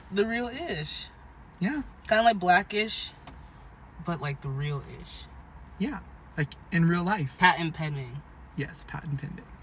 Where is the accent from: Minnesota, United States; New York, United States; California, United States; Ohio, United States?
California, United States; born there; also born or lived in Arizona; now in Washington, United States; I was born in California, lived in Arizona for a bit. Now I'm stuck here.